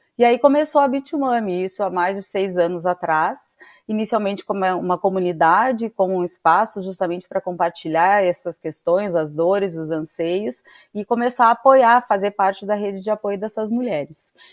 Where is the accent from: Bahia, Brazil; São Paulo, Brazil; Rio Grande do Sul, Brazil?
Rio Grande do Sul, Brazil; moved away; sou gaúcha